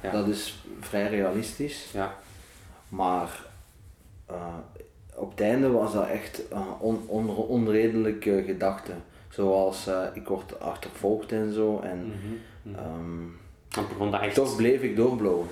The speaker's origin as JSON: {"language": "Dutch", "town": "Ghent", "region": "Flanders", "country": "Belgium", "tie": "born or raised there", "said": "geboren in Gent, 1995"}